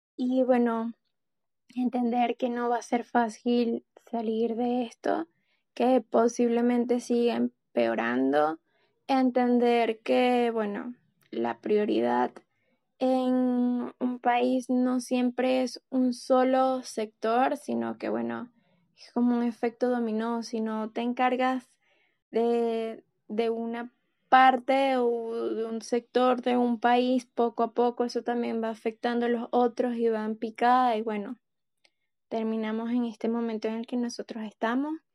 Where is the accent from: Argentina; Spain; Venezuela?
Venezuela; como periodista venezolana